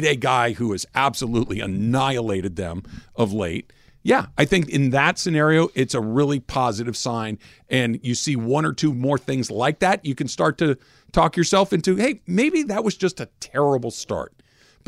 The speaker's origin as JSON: {"language": "English", "region": "California", "country": "United States", "said": "as a Californian"}